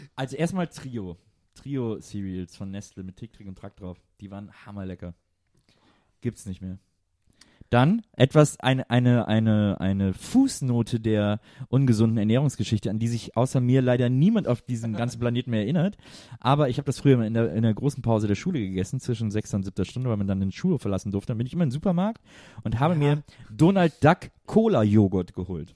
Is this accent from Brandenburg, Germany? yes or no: no; Cologne, North Rhine-Westphalia, Germany; moved away; bei uns in Köln